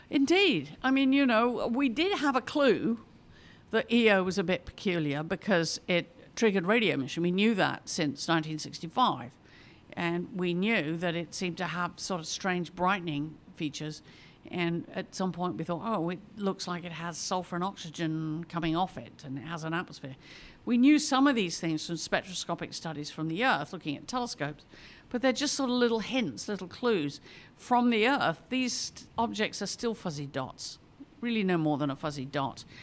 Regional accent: England, United Kingdom; now in United States; maybe I'm more aware of this being a Brit coming. I've lived here now more years in America than I lived in England, but you know, I'm, it sort of makes you more aware of cultural background.

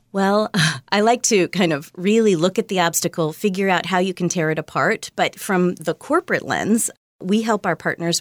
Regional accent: Virginia, United States; also born or lived in Kentucky; I was born in Kentucky, but I grew up mostly in Virginia.

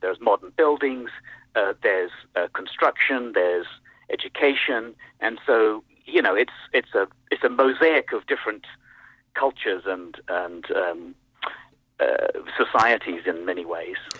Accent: United States; as an American

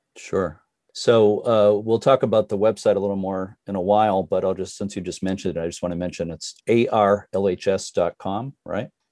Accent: near Boston, Massachusetts, United States; now in New Hampshire, United States; growing up near Boston

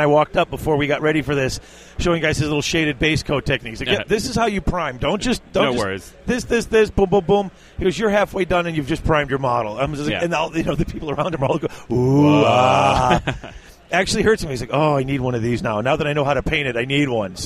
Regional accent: Illinois, United States; I'm from Illinois.

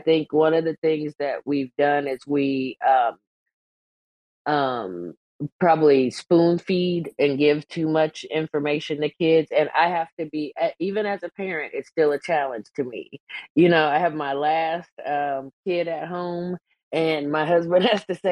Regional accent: Kansas, United States; the small town that I grew up in Kansas

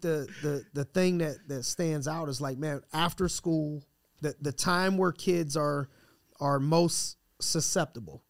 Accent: Youngstown, Ohio, United States; I'm from Youngstown

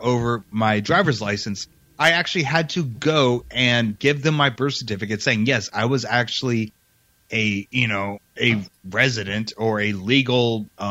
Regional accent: Arizona, United States; now in Nevada, United States; my home state, Arizona.

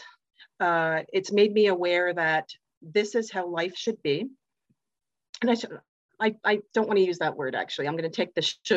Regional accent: Canada; I'm from Canada

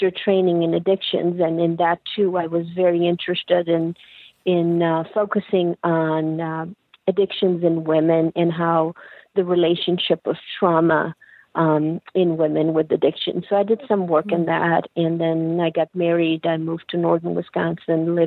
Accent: Pakistan; moved away; I'm originally from Pakistan, and as a child, I was a bright child

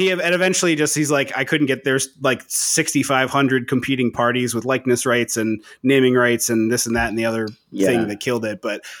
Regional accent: outside Philadelphia, Pennsylvania, United States; growing up outside Philadelphia, I love hockey. I'm a Flyers fan.

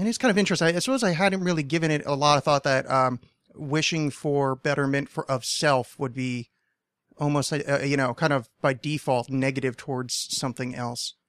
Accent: New Jersey, United States; moved away; I grew up just outside of Manhattan, because uh, if you say which would be in New Jersey

